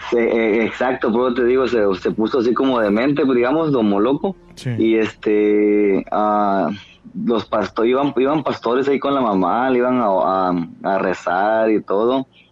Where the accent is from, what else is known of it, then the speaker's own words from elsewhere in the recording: Nueva Concepción, Escuintla, Guatemala; Soy de Guatemala.